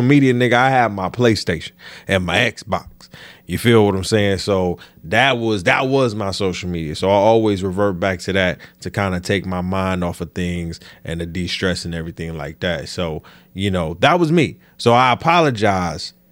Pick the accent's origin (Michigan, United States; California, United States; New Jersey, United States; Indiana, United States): Michigan, United States; I'm from Michigan